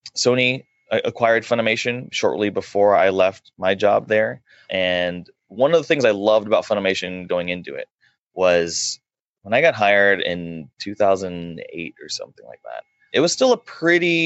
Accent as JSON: {"language": "English", "town": "Dallas", "region": "Texas", "country": "United States", "tie": "born or raised there", "said": "I'm born and raised in Dallas"}